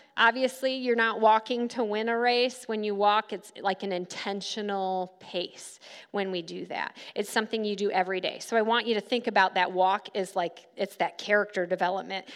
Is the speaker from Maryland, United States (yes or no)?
no; Grand Rapids, Michigan, United States; moved away as an adult; also born or lived in Silver Lake Sand Dunes, Michigan; now in Kansas, United States; I grew up in Grand Rapids, but I lived right here at Silver Lake Sand Dunes for about five years